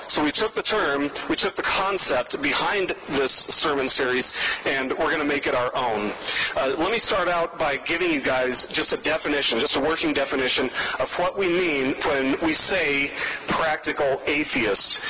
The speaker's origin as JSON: {"language": "English", "town": "Las Vegas", "region": "Nevada", "country": "United States", "tie": "born or raised there", "moved": "yes", "said": "I grew up in Las Vegas and I worked in the casinos in Las Vegas for a long time"}